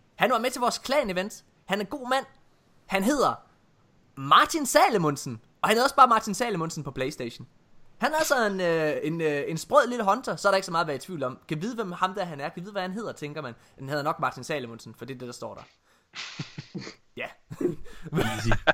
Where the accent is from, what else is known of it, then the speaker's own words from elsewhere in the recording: Jutland, Denmark; jeg er jo fra Jylland